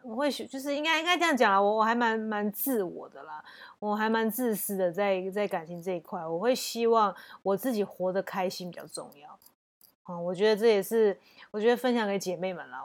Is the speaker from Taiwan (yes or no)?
yes; Taiwan; 我们环境，台湾环境也关系吧